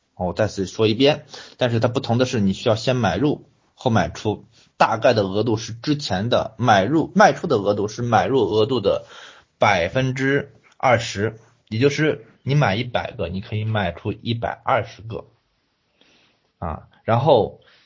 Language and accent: Chinese; China; 作为一个中国人